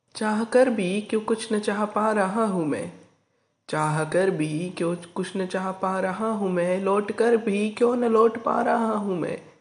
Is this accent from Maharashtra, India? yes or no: yes; Arvi, Maharashtra, India; मैं आरवी निवासी राज्य महाराष्ट्र का रहने वाला हूँ